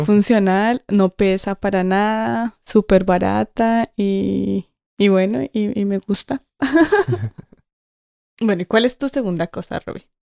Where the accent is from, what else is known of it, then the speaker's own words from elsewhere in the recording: Colombia; now in England, United Kingdom; soy colombiana